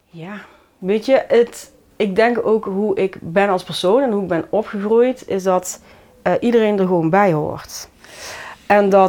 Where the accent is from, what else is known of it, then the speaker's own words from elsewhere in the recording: Nairobi, Kenya; now in Vught, Netherlands; En ehm, daar kom ik dan graag voor uit Kenia.